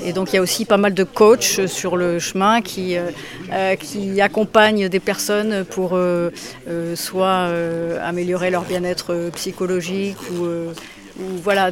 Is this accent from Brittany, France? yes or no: yes; Brasparts, Brittany, France; le Mont-Saint-Michel de Braspard, en Bretagne, chez moi